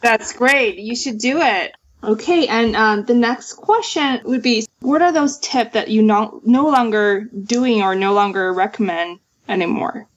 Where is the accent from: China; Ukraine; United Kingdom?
China; moved away as an adult; also born or lived in New York, United States; now in Sunnyvale, United States; I grew up in China. I moved to the States uh, in 2009 for schools.